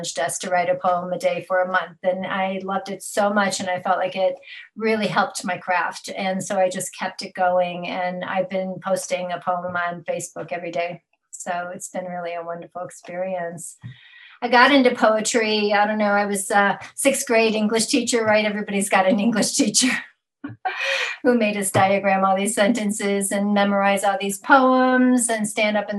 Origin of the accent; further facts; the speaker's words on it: Chicago, Illinois, United States; moved away as an adult; also born or lived in Champaign, Illinois / Florida; I was born in the Chicago area and grew up and moved to Champaign, Illinois, where I got my ADN degree